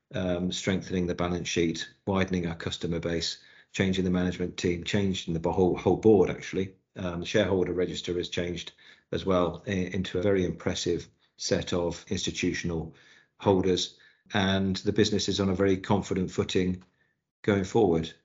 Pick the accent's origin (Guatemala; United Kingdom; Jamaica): United Kingdom; Newquay, South West England; moved away; I was brought up in Newquay in Cornwall